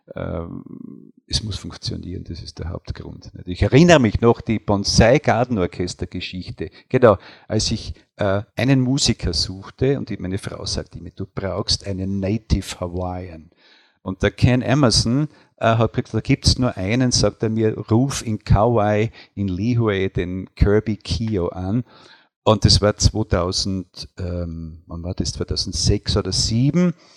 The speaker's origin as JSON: {"language": "German", "town": "Deutschlandsberg", "region": "Styria", "country": "Austria", "tie": "born or raised there", "moved": "as an adult", "lives_now": "Wies, Austria", "said": "ich bin nach Wies zugereist. Ich bin in Deutschlandsberg geboren"}